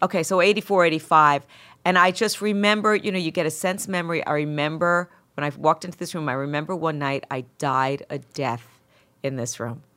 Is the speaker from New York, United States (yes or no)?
yes; Mount Vernon, New York, United States; accent: Bronx; also born or lived in Bronx; most people that, that I grew up with in Mount Vernon were Bron-, uh, our parents were from the Bron-, you know, it was Bronx transplants into Mount Vernon, so it's the same accent